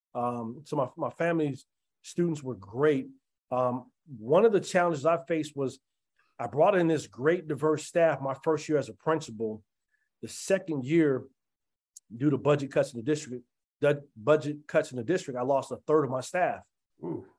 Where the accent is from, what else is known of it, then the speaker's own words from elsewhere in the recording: Denver, Colorado, United States; as a kid, when I was growing up in Five Points